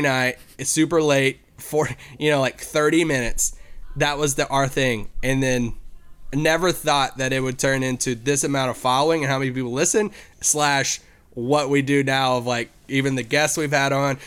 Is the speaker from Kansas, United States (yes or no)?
no; Kentucky, United States; I grew up in Kentucky